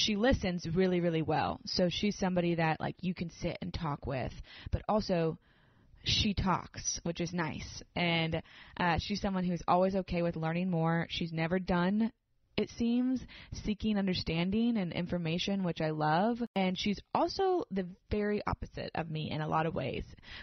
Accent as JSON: {"language": "English", "town": "Nashville", "region": "Tennessee", "country": "United States", "said": "I'm from Nashville. I'm a therapist here."}